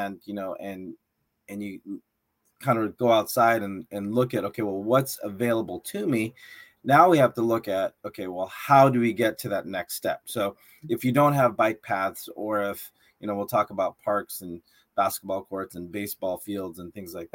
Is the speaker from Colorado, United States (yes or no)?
no; San Diego, California, United States; moved away; from my hometown in San Diego